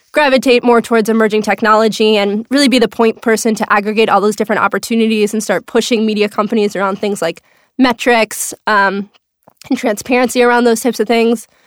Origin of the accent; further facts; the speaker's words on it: Minnesota, United States; moved away as an adult; also born or lived in Chicago; now in New York, United States; I am from Minnesota, Minnetonka, Minneapolis, Minnesota